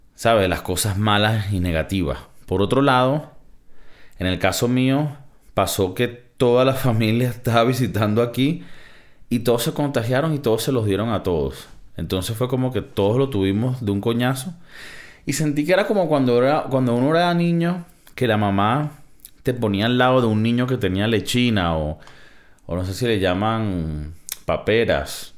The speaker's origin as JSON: {"language": "Spanish", "country": "Venezuela", "said": "De mi, de mi tierra, de mi, de de Venezuela."}